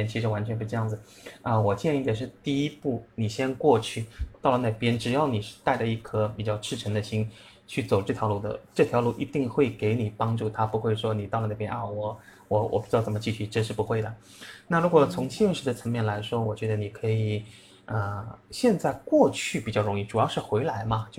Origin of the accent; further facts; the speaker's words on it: Shanghai, China; moved away; 因为我上海人嘛，喜欢吃馄饨嘛